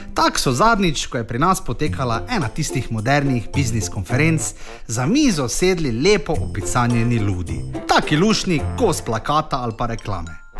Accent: Maribor, Slovenia

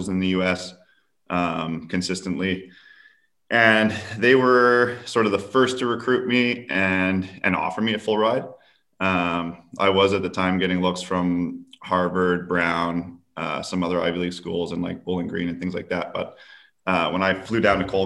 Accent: Vancouver, British Columbia, Canada; So it's in my hometown.

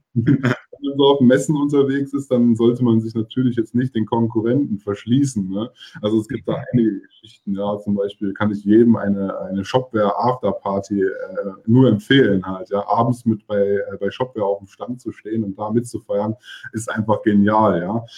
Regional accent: Hückelhoven, North Rhine-Westphalia, Germany; moved away as an adult; now in Cologne, Germany; Ich bin ja auch in Hückelhofen aufgewachsen

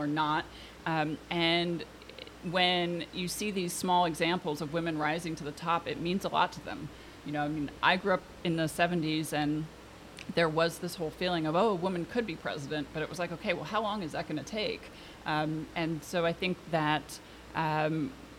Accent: Portland, Oregon, United States; also born or lived in Washington, D.C.; I grew up here in Portland

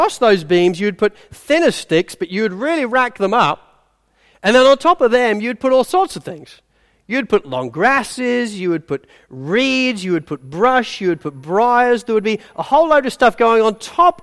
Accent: England, United Kingdom; I'm English

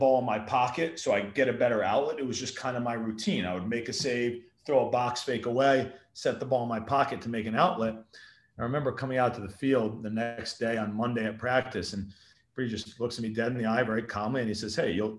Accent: Darien, Connecticut, United States; I came from Darien High School

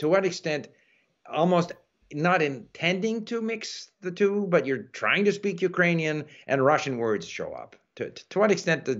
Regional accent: Canada; me as a Canadian

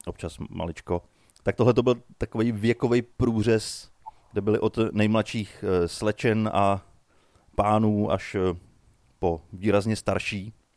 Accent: Nymburk, Central Bohemian Region, Czechia; u nás v Nymburce na náměstí

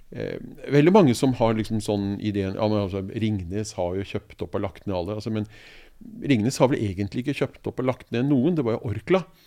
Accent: Oslo, Norway; jeg er jo født og oppvokst i Oslo

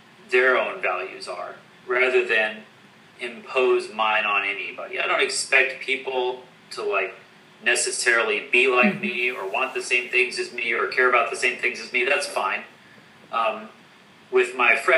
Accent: West Coast, United States; I'm an American. I was born on the West Coast.

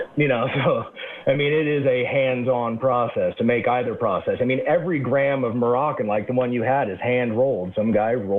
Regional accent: Alaska, United States; moved away; also born or lived in Eugene, Oregon; I grew up in Alaska and moved.

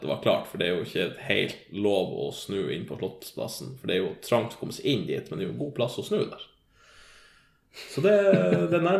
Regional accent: Northern Norway, Norway; Jeg kommer fra Nord-Norge, og det er jo da rett gjennom Oslo.

